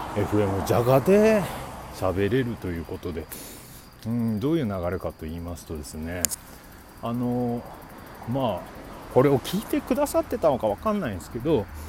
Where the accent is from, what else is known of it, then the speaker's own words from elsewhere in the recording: Obihiro, Hokkaido, Japan; moved away; 僕ね、え出身が北海道帯広市というとこなんですが